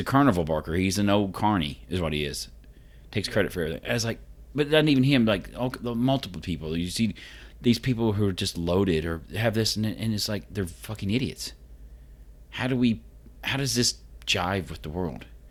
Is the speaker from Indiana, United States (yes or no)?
yes; Vincennes, Indiana, United States; I grew up in Vincennes, so, I mean, it wasn't quite like Evansville